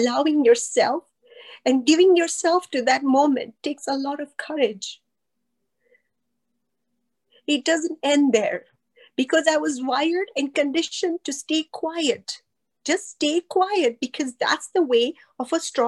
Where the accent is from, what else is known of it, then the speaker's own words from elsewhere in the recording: Pakistan; moved away as an adult; also born or lived in Kenya; I grew up in Pakistan